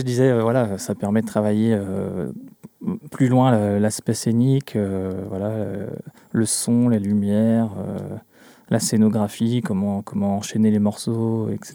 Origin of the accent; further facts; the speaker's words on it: Glomel, Brittany, France; je viens du, du centre Bretagne, un petit village qui s'appelle Glomel